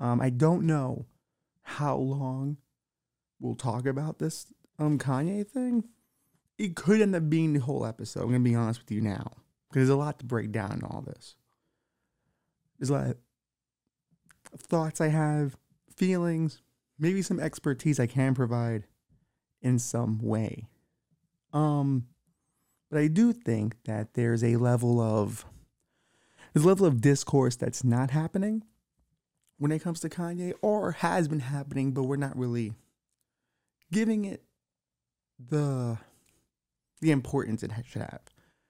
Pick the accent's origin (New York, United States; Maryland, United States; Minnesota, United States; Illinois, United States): New York, United States; Bushwick; also born or lived in Williamsburg; So I was always, as a kid, you know, growing up in Bushwick, Williamsburg, you always got to know a lot of the Jewish people around.